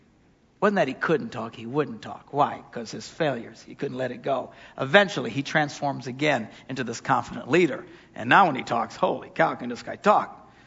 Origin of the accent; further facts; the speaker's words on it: Wisconsin, United States; We're from Wisconsin.